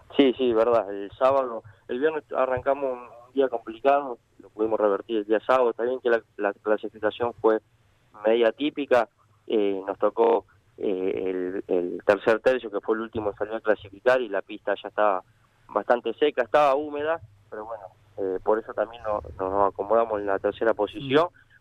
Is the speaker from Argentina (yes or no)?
yes; Tapiales, Buenos Aires Province, Argentina; nosotros, si bien somos de Tapiales